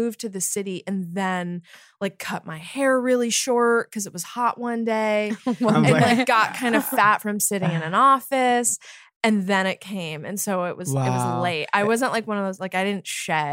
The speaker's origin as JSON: {"language": "English", "town": "Colonie", "region": "New York", "country": "United States", "tie": "born or raised there"}